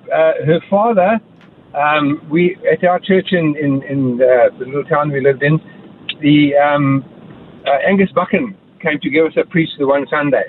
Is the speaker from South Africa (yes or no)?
yes; Estcourt, KwaZulu-Natal, South Africa; moved away as an adult; also born or lived in Cape Town; now in Townsville, Australia; I was born in Cape Town and then grew up in the Natal Midlands in Escort